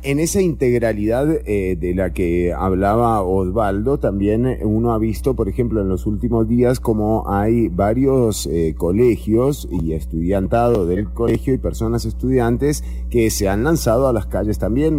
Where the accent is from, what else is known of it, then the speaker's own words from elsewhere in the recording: Costa Rica; como sociedad costarricense